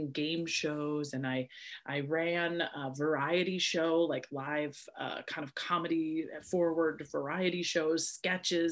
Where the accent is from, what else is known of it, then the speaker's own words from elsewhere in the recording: Wisconsin Rapids, Wisconsin, United States; also born or lived in Minneapolis and St. Paul, Minnesota; now in Los Angeles, United States; I was born in Wisconsin Rapids, Wisconsin, which is a tiny little town right in the very center of Wisconsin.